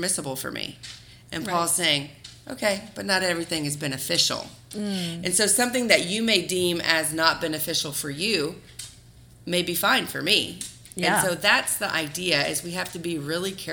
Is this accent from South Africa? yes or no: no; the South, United States; growing up in the South and in the Bible Belt